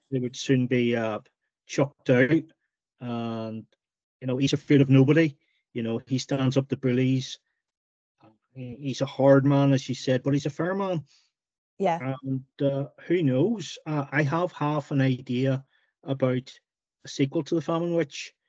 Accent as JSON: {"language": "English", "region": "Northern Ireland", "country": "United Kingdom", "tie": "born or raised there", "said": "Growing up in Northern Ireland during the during the Troubles"}